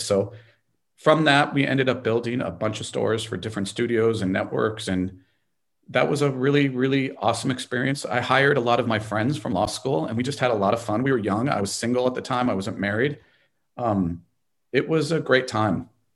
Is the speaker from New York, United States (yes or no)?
no; Los Angeles, California, United States; I'm from Los Angeles and we're in Los Angeles